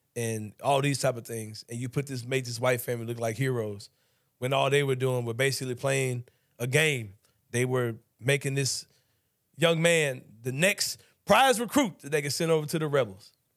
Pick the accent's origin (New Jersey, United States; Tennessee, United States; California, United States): Tennessee, United States; Memphis; I grew up in Memphis as well.